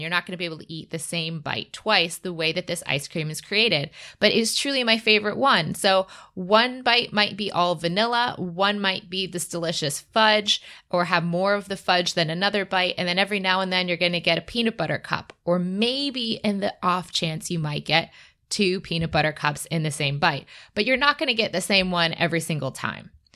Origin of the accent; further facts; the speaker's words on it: Michigan, United States; I'm from Michigan and the Midwest